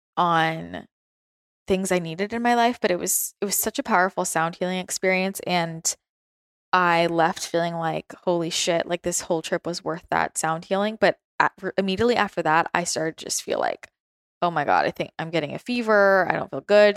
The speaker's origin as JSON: {"language": "English", "area": "the Bay Area", "region": "California", "country": "United States", "tie": "born or raised there", "also_born_or_lived": "San Francisco / Los Angeles", "moved": "as an adult", "lives_now": "San Diego, United States", "said": "growing up in the Bay Area and spending a lot of time in San Francisco and then being in LA and like downtown LA and, and then moving to San Diego"}